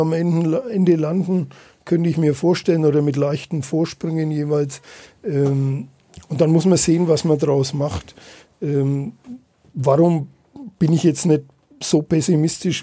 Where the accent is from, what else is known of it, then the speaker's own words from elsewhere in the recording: Nuremberg, Bavaria, Germany; für die Stadt zu arbeiten als gebürtiger Nürnberger